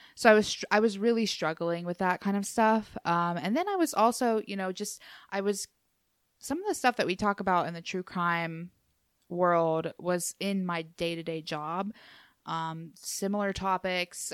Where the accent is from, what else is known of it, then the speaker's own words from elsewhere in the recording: Appalachia, United States; moved away; I'm from Appalachia